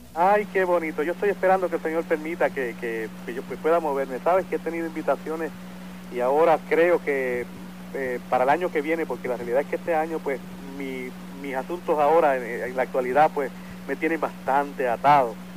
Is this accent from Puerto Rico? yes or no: yes; San Juan, Puerto Rico; born or raised there; also born or lived in Río Piedras, Puerto Rico